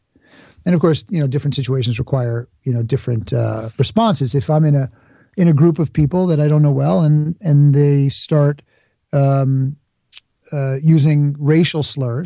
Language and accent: English; Bronx, New York, United States; You know, I grew up in the Bronx, but I'm not going to pretend I have an accent when I don't.